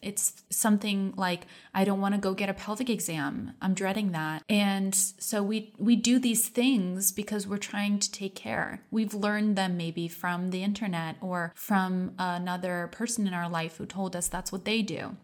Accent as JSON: {"language": "English", "country": "United States", "tie": "born or raised there", "said": "I grew up in America"}